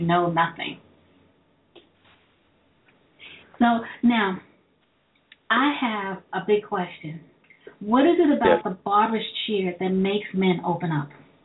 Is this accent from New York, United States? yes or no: yes; New York City, New York, United States; I'm from Brooklyn